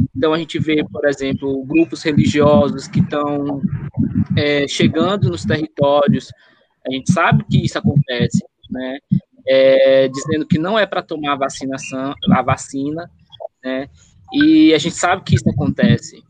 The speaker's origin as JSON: {"language": "Portuguese", "town": "Chapadinha", "region": "Maranhão", "country": "Brazil", "tie": "born or raised there", "said": "Chapadinha, de onde eu nasci, cresci"}